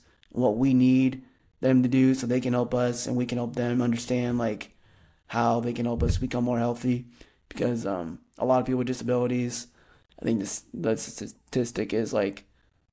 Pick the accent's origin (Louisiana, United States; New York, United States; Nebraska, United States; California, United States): Nebraska, United States; Fremont; now in Lincoln, United States; I grew up in Fremont, Nebraska, which is about a smaller town, about an hour from Lincoln, Nebraska